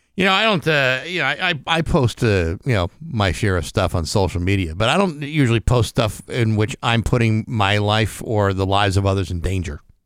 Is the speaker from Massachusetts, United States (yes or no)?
yes; Rehoboth, Massachusetts, United States; Dighton is uh, the next town over from my hometown of Rehoboth